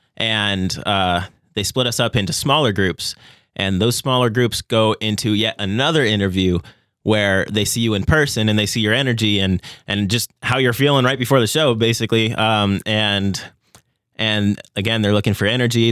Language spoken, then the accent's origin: English; Las Vegas, Nevada, United States; moved away as an adult; now in Owensboro, United States; I am originally from Las Vegas, Nevada, and coming to Owensboro, Kentucky was the first place I've ever lived that wasn't Las Vegas, Nevada